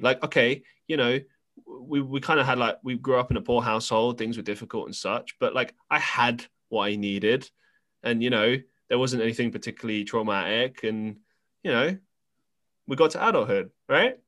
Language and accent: English; London, United Kingdom; we grew up in London